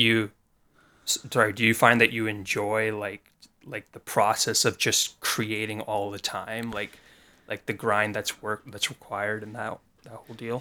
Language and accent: English; Canada; I'm from Canada